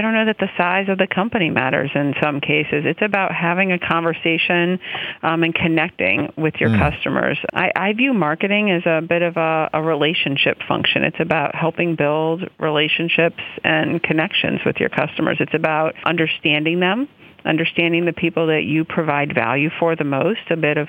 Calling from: Reading, Pennsylvania, United States; I am calling from Reading, Pennsylvania.

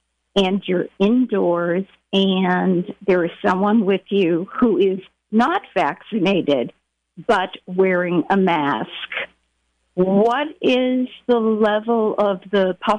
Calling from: Willits, California, United States; I'm calling from Willits, and I just have one simple question

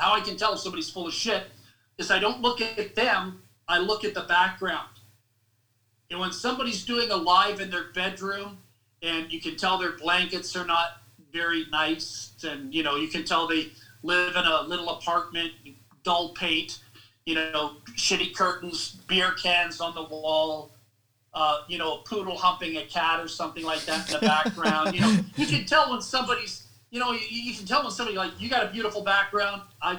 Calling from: Canada; I'm reading, and I'm calling you from Canada

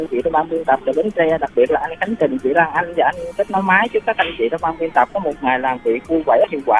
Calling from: Sa Đéc, Đồng Tháp, Vietnam; ở thành phố sa đéc của tỉnh đồng tháp ạ à.

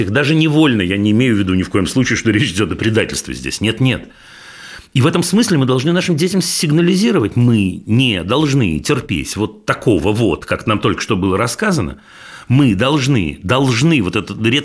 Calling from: Saint Petersburg, Russia; Здравствуйте … Я из Санкт-Петербурга.

